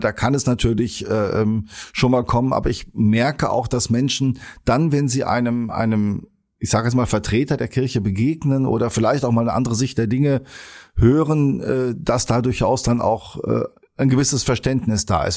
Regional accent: Sauerland, North Rhine-Westphalia, Germany; now in Geseke, Germany; bin ich äh, Sauerländer und als solcher mit Schützenfest groß geworden

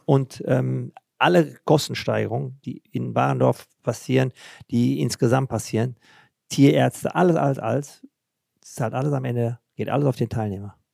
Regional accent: Germany; bei uns in Deutschland

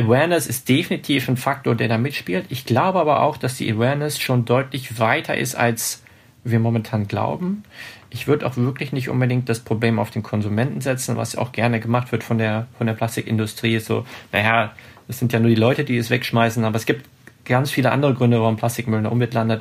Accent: Hanover, Lower Saxony, Germany; Hannover, meine, meine Heimatstadt

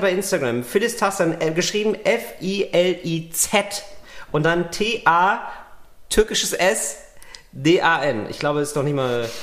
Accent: West Germany, Germany; ich war ein Wessi

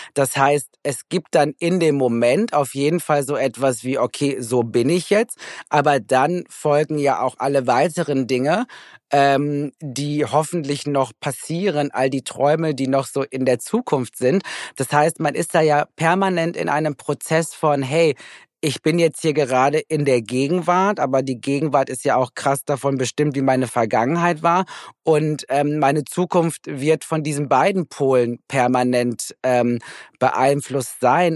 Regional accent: Recklinghausen, North Rhine-Westphalia, Germany; moved away; ich komme ja aus Recklinghausen

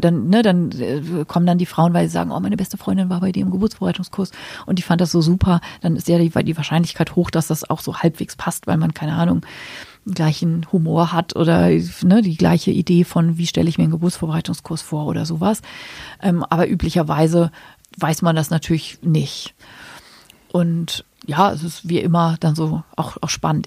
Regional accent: Hamburg, Germany; moved away as an adult; now in Berlin, Germany; ich komme ja aus Hamburg und da habe ich eben auch die ersten zehn Jahre meines Berufslebens gearbeitet

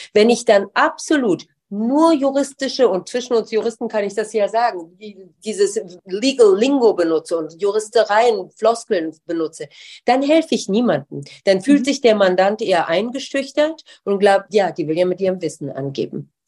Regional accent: Darmstadt, Hesse, Germany; moved away as an adult; also born or lived in Tehran, Iran / United States / London, United Kingdom; now in Düsseldorf, Germany; ich zum ersten Mal dorthin gezogen wirklich obwohl ich die ganze Zeit halt in den Ferien und so weiter da war, in, in, im schönen Darmstadt

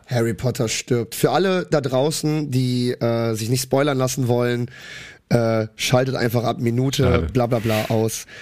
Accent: Cologne, North Rhine-Westphalia, Germany; ich komme aus Köln. Äh, normal. Wir Kölner oder generell aus N R

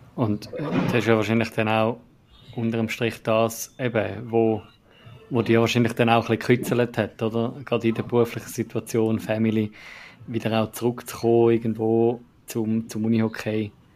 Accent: Zurich / Eastern Switzerland, Switzerland; ich als, als äh, Zürcher und Ostschweizer

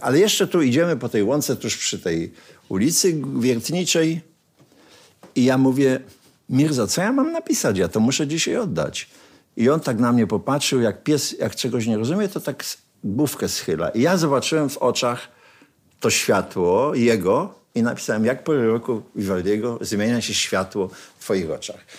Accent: Sosnowiec, Silesian Voivodeship, Poland; jesteśmy chłopcami z Sosnowca

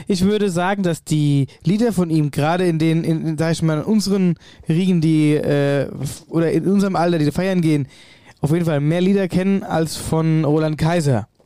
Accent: Wöllstadt, Hesse, Germany; meiner Heimatregion Wölfstadt

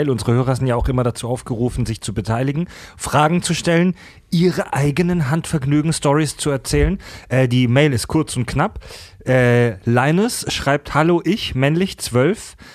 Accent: Pforzheim, Baden-Württemberg, Germany; In meiner Heimatstadt ja. Pforzheim gibt es die Story auch

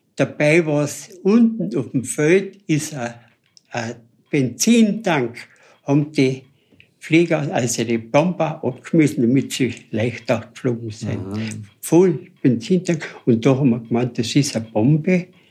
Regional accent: Mitterdorf, Carinthia, Austria; ich bin beim Päusel aufgewachsen in Mitterdorf

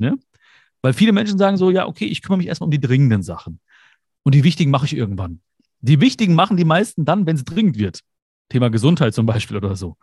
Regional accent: Germany; also born or lived in India (ancestry); ich bin zwar hier geboren, ich bin Deutscher, ich fühle mich auch so

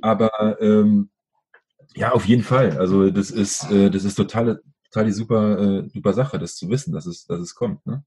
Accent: Berlin, Germany; aufgewachsen bin ich in Schöneberg, also der Nachbarbezirk.

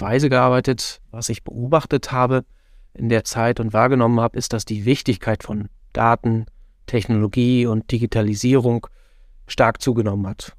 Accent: northwest Germany, Germany; moved away as an adult; now in Netherlands; als jemand, der aus gebürtig aus Nordwestdeutschland kommt, da immer noch tief verwurzelt ist

